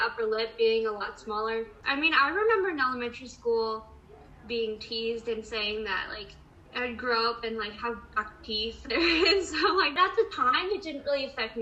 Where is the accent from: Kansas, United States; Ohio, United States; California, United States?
California, United States; San Diego; I'm from San Diego County, so like I'm a San Diego local